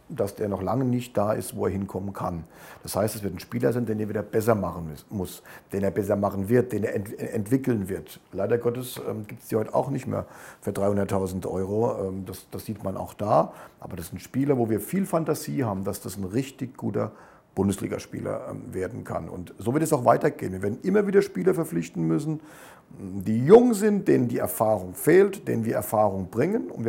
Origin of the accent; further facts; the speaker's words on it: Germany; also ich bin Deutscher und, und drücke Deutschland natürlich die Daumen